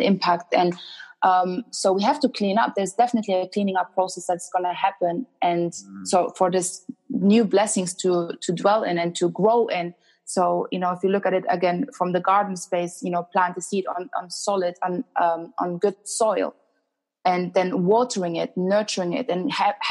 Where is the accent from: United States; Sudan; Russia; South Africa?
Sudan; also born or lived in Germany; now in London, United Kingdom; I'm originally from Sudan